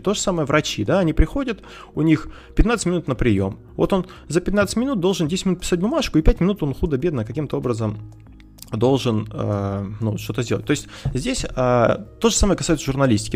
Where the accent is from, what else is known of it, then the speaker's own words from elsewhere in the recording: Kursk, Kursk Oblast, Russia; мы с тобой из Курска